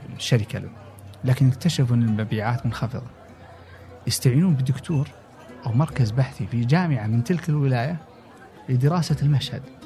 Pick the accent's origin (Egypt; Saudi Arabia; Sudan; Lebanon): Saudi Arabia; also born or lived in United States; اني انا ابن البلد